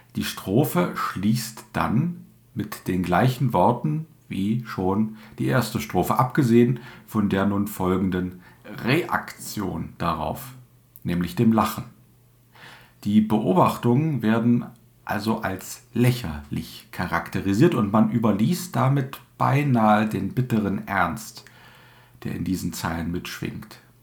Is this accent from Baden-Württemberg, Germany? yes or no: no; Dessau, Saxony-Anhalt, Germany; accent: Dessau dialect, similar to Berlinerisch; den Regiolekt meiner Heimat einigermaßen. Ich komme aus Dessau